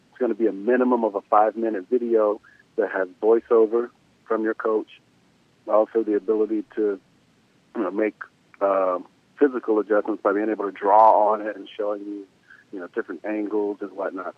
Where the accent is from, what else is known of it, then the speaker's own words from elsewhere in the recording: the South, United States; I'm from the South